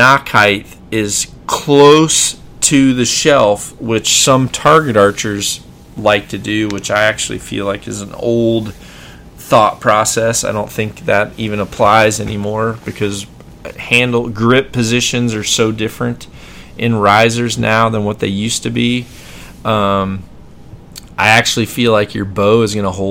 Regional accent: Mississippi, United States; I'm from Mississippi

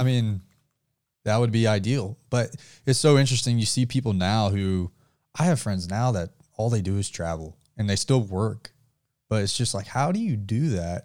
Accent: the South, United States; We are from the South

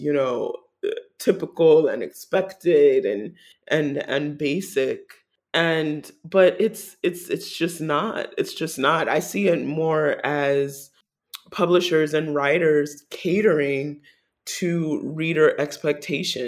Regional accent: New York City, New York, United States; as a New Yorker

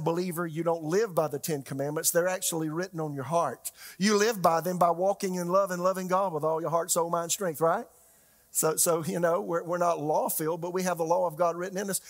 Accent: Florence, South Carolina, United States; now in Raleigh, United States; my hometown is, is Florence, South Carolina

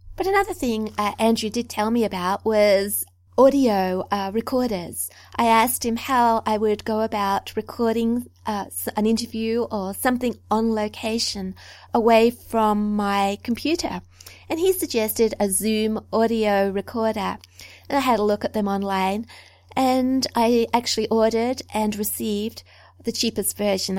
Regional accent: Australia; also born or lived in New South Wales; I'm an Australian

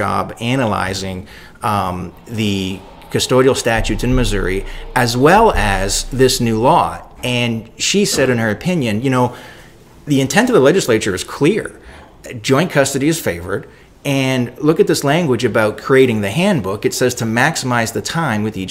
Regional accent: Canada; I'm Canadian

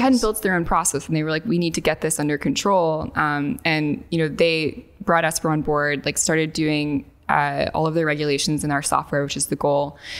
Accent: northwest Arkansas, United States; I grew up in a very bucolic part of Arkansas, um, in the northwest part of the state

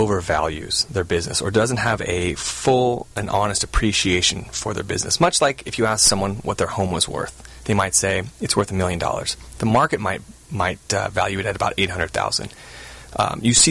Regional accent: Southern California, United States; also born or lived in Virginia; I grew up in Southern California, went to college at the University of Virginia.

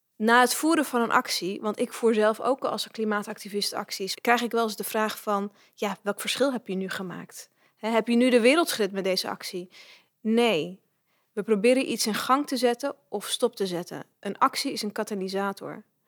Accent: Netherlands; ik ben geboren en getogen in Nederland

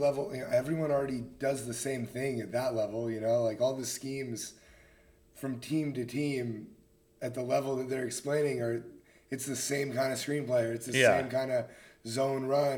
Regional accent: Marin, California, United States; I'm from Marin.

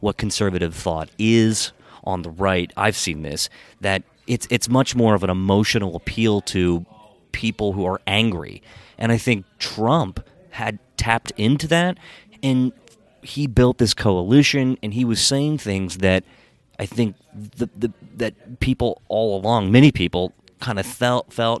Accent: Hagerstown, Maryland, United States; I grew up in Western Maryland, and I grew up in Hagerstown

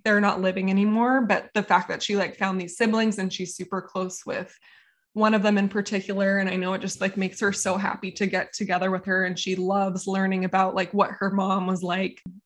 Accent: Encinitas, California, United States; I grew up in Encinitas, California

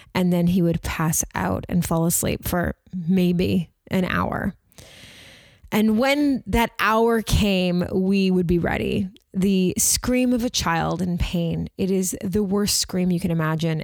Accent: Toronto, Ontario, Canada; we're from Toronto.

